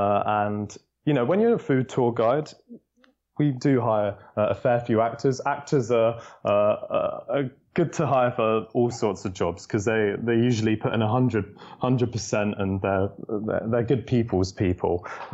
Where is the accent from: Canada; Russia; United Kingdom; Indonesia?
United Kingdom; London; I'm a Londoner, born and bred.